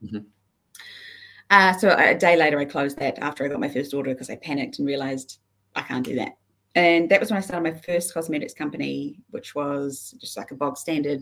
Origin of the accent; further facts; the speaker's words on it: Queenstown, Otago, New Zealand; also born or lived in Isle of Man / Dunedin; I grew up in Queenstown, where I went through all of my schooling